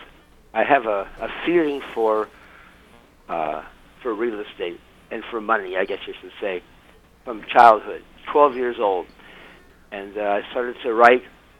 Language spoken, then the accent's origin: English; San Francisco, California, United States; I'm from San Francisco